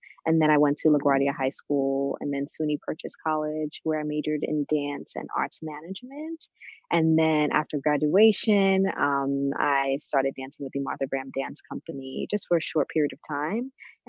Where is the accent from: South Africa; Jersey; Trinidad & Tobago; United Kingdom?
Trinidad & Tobago; now in New York, United States; I am originally from Trinidad, and I moved to New York in 1998 with my family.